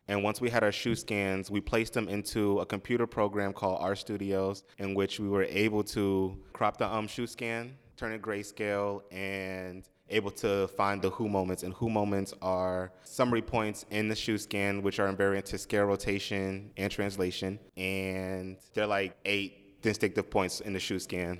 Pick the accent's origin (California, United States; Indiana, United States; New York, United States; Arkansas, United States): New York, United States; Long Island; also born or lived in Manhattan, New York; I was born in Manhattan, but then, um, we moved out to Long Island. I still live in Long Island with my family.